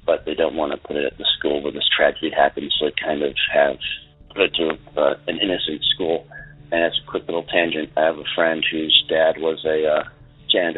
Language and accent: English; Moses Lake, Washington, United States; my hometown of Moses Lake